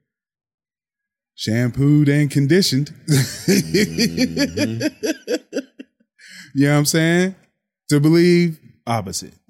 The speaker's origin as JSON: {"language": "English", "town": "Pittsburgh", "region": "Pennsylvania", "country": "United States", "also_born_or_lived": "Clairton, Pennsylvania / Monroeville, Pennsylvania"}